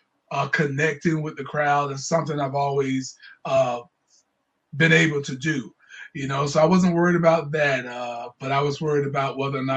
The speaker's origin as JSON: {"language": "English", "town": "Jacksonville", "region": "Florida", "country": "United States", "said": "I'm from Jacksonville, Florida"}